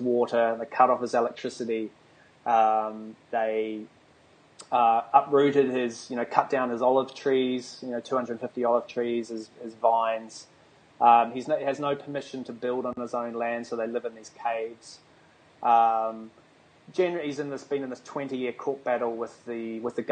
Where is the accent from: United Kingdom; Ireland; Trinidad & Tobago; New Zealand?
New Zealand; now in Australia; I live in Australia. I was born in New Zealand, a tiny little island at the bottom of the world